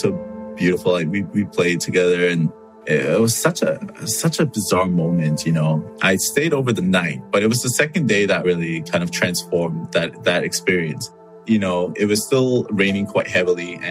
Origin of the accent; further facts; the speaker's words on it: Canada; I come from Canada.